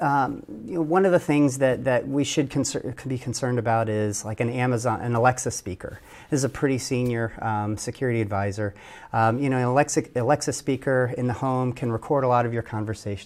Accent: Detroit, Michigan, United States; I am a boy from Detroit

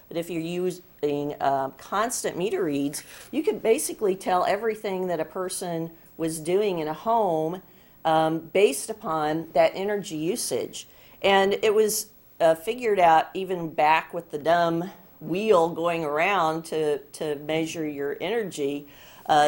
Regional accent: Des Moines, Iowa, United States; I'm from Des Moines, Iowa, and we have a great Iowa State Fair

